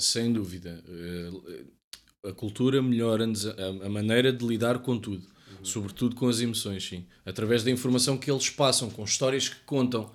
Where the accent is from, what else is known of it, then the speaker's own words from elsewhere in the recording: Cascais, Lisbon, Portugal; eu sou da zona de Cascais